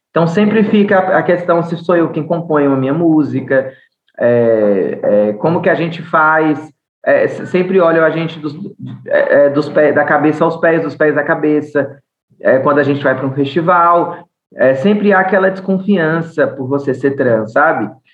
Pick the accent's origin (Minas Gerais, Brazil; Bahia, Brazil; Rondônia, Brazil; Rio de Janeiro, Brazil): Bahia, Brazil; accent: Bahian; moved away as an adult; now in São Paulo, Brazil; eu sou baiana, judia, nordestina